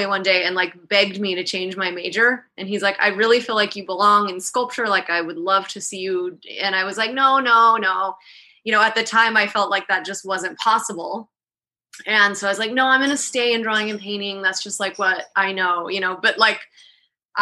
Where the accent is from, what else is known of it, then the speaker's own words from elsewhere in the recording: Salt Lake City, Utah, United States; moved away as an adult; now in Miami, United States; I was born and raised in Utah, Salt Lake City